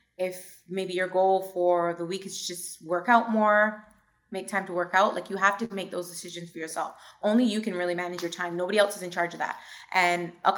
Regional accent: New York City, New York, United States; I was born in Brooklyn

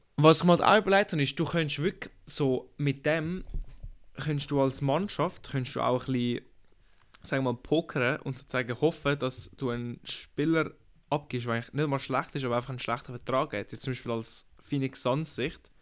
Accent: Switzerland; Wir sind ja Schweizer, wir sind da Schweizer genau

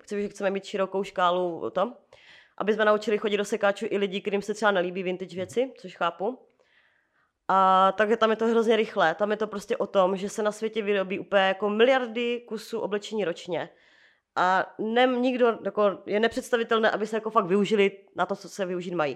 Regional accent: Moravia, Czechia; now in Prague, Czechia; u nás na Moravě

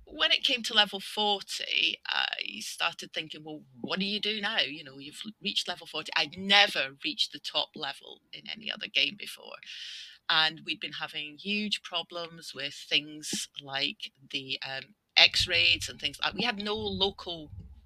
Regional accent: Scotland, United Kingdom; also born or lived in north of England; now in England, United Kingdom; I'm Scottish, living in the north of England. Exiled there

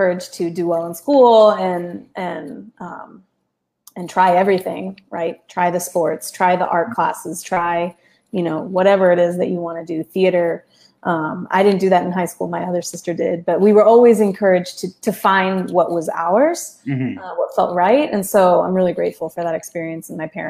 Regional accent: Chapel Hill, North Carolina, United States; first language Spanish; English is a second language; I grew up in North Carolina, and for me, that will always be home

